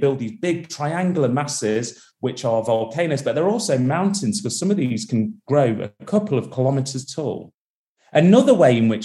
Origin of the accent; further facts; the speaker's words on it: Derby, East Midlands, United Kingdom; now in Manchester, United Kingdom; I was born and raised in Derby in the UK. I now live just outside of Manchester